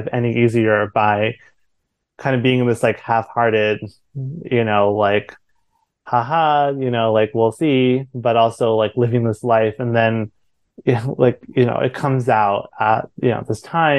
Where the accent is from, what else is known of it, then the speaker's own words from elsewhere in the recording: India; I'm not Taiwanese, I'm Indian